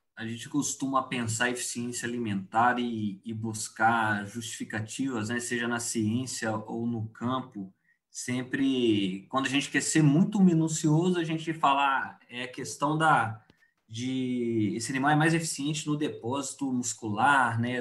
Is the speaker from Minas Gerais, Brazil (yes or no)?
yes; southern Minas Gerais, Brazil; moved away as an adult; now in Cuiabá, Brazil; Eu sou é, mineiro do sul de Minas, né? Hoje estou aqui em Cuiabá fazendo é, meu doutorado